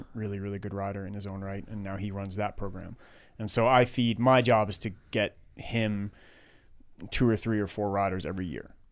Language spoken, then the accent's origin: English; New York City, New York, United States; moved away as an adult; now in Menlo Park, United States; I grew up in Queens, New York